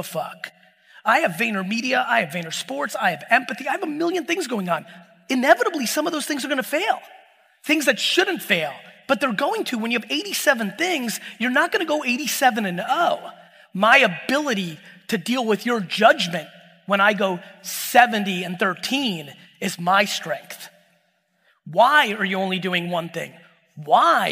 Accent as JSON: {"language": "English", "town": "Edison", "region": "New Jersey", "country": "United States", "tie": "born or raised there", "also_born_or_lived": "Soviet Union"}